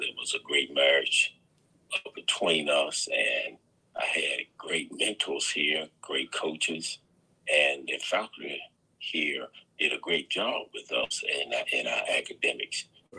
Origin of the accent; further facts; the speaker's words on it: Danville, Virginia, United States; Well, yes, I attended Dunham Langston High School in Danville, and I was fortunate enough to play baseball, and we did very well.